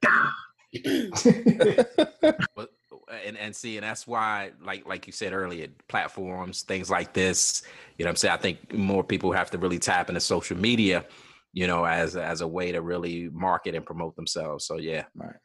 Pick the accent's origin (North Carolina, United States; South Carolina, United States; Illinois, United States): South Carolina, United States; Georgetown; moved away; I grew up in Georgetown, South Carolina